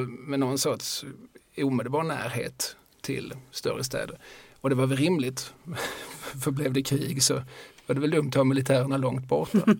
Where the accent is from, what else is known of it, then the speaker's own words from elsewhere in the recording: Eslöv, Skåne, Sweden; also born or lived in Lund; now in Malmö, Sweden; jag är född i Lund, uppvuxen i Eslöv och bor sedan eh, förra millenniet mm. i Malmö